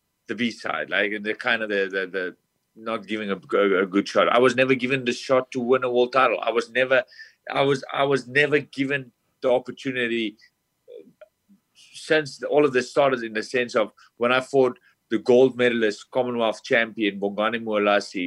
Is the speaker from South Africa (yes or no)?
yes; South Africa; moved away as an adult; now in United States; I'm from South Africa, a small town. I came over to America with no family, no friends, no one.